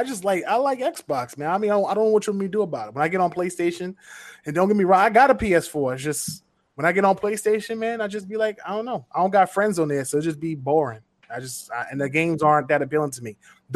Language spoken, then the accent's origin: English; New York City, New York, United States; moved away as an adult; also born or lived in Queens, New York; now in Florida, United States; I'm from Brooklyn. I used to live in Brownsville, downtown Bed-Stuy. Then I moved to Queens, and then when I completely left as an adult, I moved to Florida.